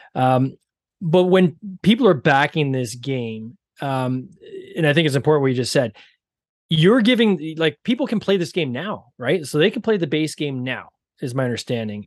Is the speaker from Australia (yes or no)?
no; Canada; accent: Canadian; I have the Canadian accent